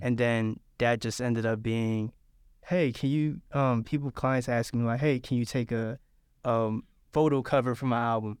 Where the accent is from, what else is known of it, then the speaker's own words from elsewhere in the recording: Philadelphia, Pennsylvania, United States; also born or lived in Savannah; now in Statesboro, United States; I was raised in Philadelphia